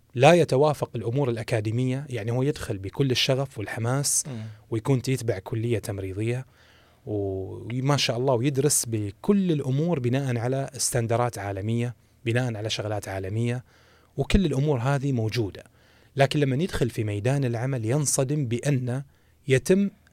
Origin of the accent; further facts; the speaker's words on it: Saudi Arabia; الموجود عندنا في المملكة العربية السعودية